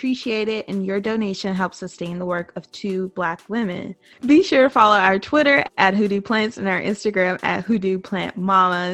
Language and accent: English; Central Mississippi, United States; I'm a writer from Central Mississippi.